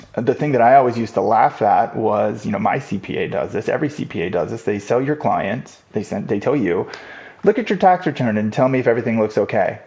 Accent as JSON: {"language": "English", "town": "Los Angeles", "region": "California", "country": "United States", "tie": "born or raised there", "said": "I grew up in Los Angeles"}